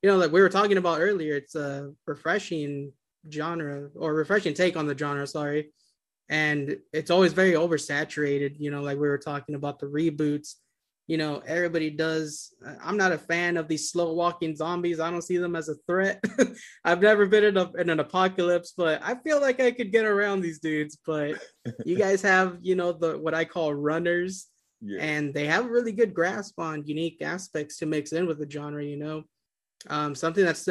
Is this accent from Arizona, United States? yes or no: yes; Yuma, Arizona, United States; now in Phoenix, United States; I grew up in Yuma, Arizona, which is a border town, like 5 miles from the Mexican border.